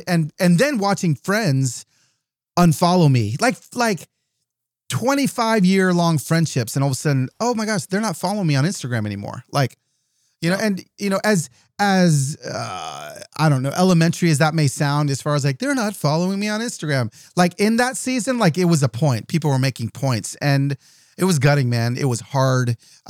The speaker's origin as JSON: {"language": "English", "region": "California", "country": "United States", "tie": "born or raised there", "also_born_or_lived": "Southern US", "said": "like when I was a little kid and we moved to the South from Southern California."}